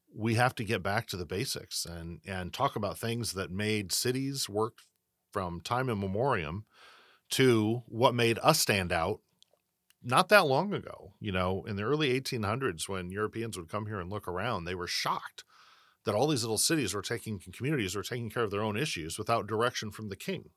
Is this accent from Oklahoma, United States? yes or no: no; Southern Illinois, United States; now in Rancho Cordova, United States; where I grew up in Southern Illinois.